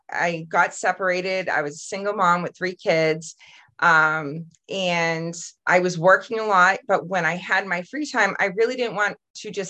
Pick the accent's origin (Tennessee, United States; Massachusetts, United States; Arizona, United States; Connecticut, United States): Massachusetts, United States; I'm from Massachusetts